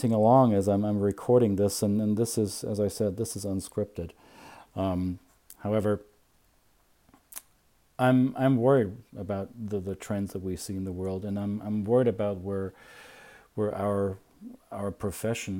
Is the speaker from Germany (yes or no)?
yes; Bavaria, Germany; moved away; also born or lived in United States; I can be a proud Bavarian with all my peculiar identity quirks, right? I'm weird as a Bavarian